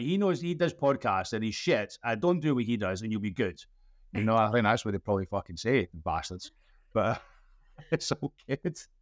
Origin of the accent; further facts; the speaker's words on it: Scotland, United Kingdom; I'm Scottish and bald and old